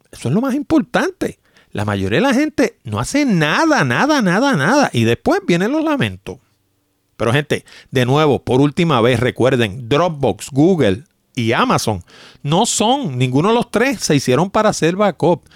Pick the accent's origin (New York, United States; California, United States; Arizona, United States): New York, United States; now in Puerto Rico; cuando yo era pequeño yo me crié en Nueva York